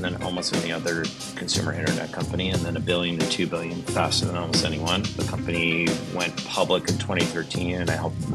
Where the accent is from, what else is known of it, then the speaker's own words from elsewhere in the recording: Cleveland, Ohio, United States; I grew up in Cleveland